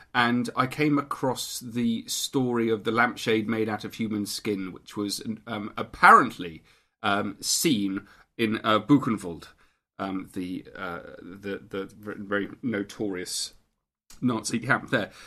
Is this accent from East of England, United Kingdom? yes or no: yes; St Albans, East of England, United Kingdom; Because I was brought up in Saint Albans